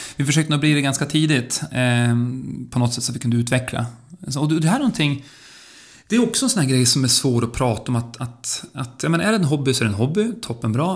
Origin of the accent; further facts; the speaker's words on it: Örnsköldsvik, Västernorrland County, Sweden; när jag växte upp i Örnsköldsvik